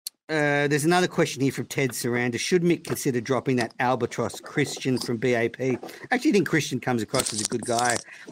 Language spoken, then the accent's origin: English; Bristol, South West England, United Kingdom; from Bristol.